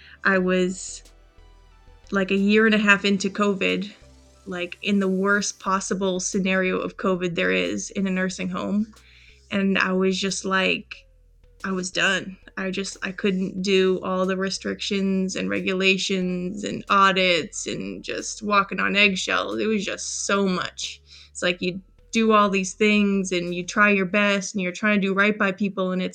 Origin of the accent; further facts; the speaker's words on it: Massachusetts, United States; moved away as an adult; also born or lived in North Carolina; now in Raleigh, United States; I grew up in Massachusetts, and my whole family moved down here to North Carolina about 7 years ago